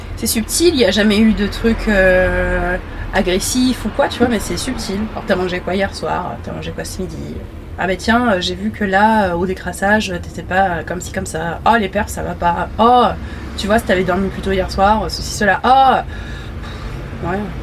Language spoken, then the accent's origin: French; Montreuil, Île-de-France, France; also born or lived in Gonesse, Val-d'Oise; Je suis née à Gonest, dans le quatre-vingt-quinze, et j'ai grandi à Montreuil, dans le quatre-vingt-treize